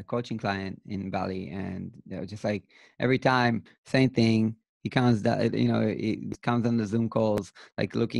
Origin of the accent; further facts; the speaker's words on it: Israel; I'm from Israel